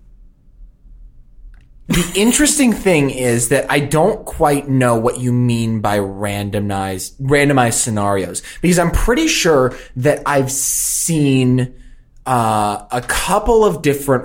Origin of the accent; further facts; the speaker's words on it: California, United States; I was born and raised in California, never lived anywhere else in my life